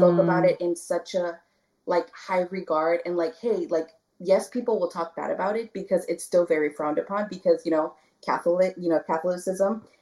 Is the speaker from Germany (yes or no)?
no; Brownsville, Texas, United States; also born or lived in Dallas, Texas; I grew up in the Valley. I'm from Brownsville, Texas. I was born in Dallas